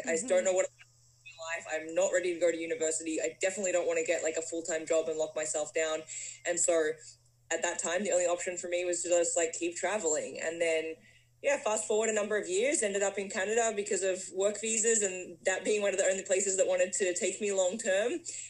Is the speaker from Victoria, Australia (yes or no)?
yes; Melbourne, Victoria, Australia; moved away as an adult; So I'm from Australia. I've got this sort of strange accent going on now because I've been in North America for over 10 years. I grew up living my life on the beautiful beaches of Australia in Melbourne